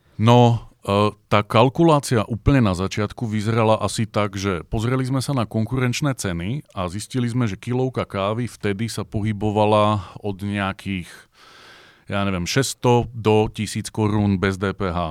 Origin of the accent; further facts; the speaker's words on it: Bratislava, Bratislava Region, Slovakia; moved away as an adult; now in Brno, Czech Republic; ja s mojim bratom sme z Bratislavy